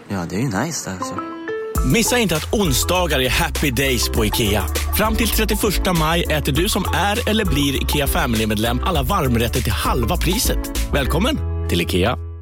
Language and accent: Swedish; Sweden; vi svenskar